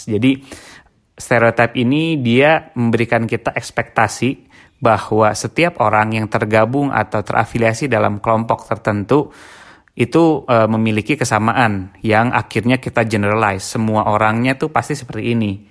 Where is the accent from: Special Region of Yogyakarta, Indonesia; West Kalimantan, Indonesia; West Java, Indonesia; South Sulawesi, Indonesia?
West Java, Indonesia; karena uh, eh, gue sendiri juga orang Sunda gitu kan